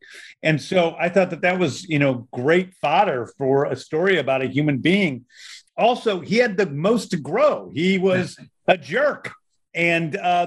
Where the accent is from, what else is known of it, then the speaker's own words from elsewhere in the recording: Missouri, United States; now in Georgia, United States; I grew up in Missouri